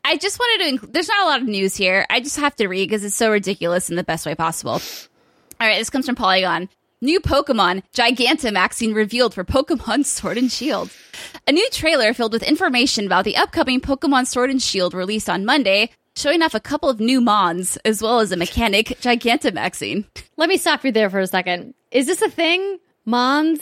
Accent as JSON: {"language": "English", "country": "United Kingdom", "said": "me being Brit"}